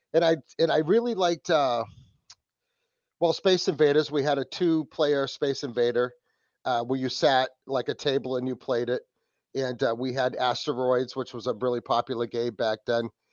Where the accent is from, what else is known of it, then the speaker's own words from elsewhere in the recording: New England, United States; from New England from the Wicked Planet Podcast